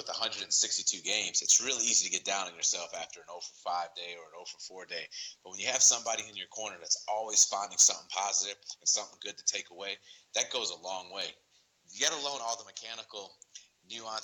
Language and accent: English; Chicago, Illinois, United States; my hometown of Chicago